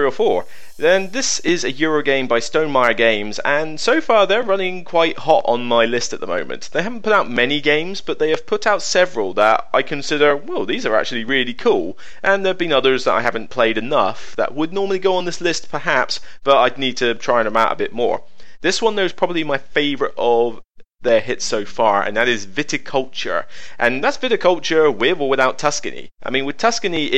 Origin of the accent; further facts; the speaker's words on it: West Country, South West England, United Kingdom; accent: West Country; I'm from the West Country, if you not notice the accent